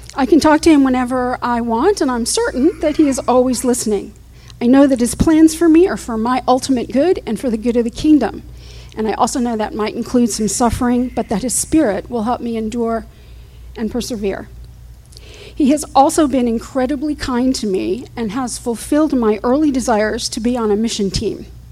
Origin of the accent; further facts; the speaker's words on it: Fort Lauderdale, Florida, United States; also born or lived in Houston, Texas; We moved from Houston, Texas, to Fort Lauderdale, where my mother's family lived.